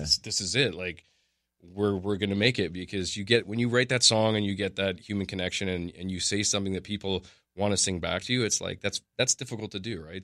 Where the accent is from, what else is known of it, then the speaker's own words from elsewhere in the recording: Canada; we're Canadian.